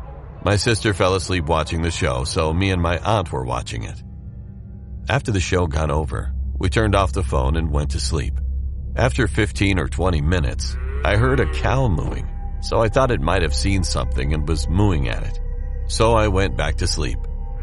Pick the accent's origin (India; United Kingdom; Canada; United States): India; I'm from India, and this story I'm going to tell will never be forgotten in my life.